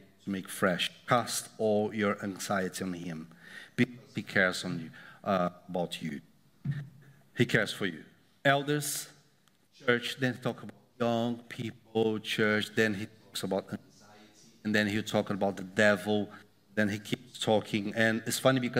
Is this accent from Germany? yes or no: no; Brazil; moved away; I came from Brazil